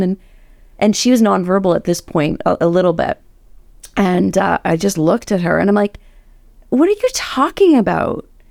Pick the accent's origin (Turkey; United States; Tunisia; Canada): Canada; I'm Canadian.